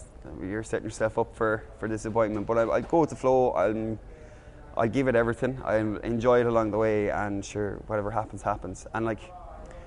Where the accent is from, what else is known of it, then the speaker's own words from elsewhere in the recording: Mayo, Connacht, Ireland; moved away as an adult; now in Doha, Qatar; I'm from Mayo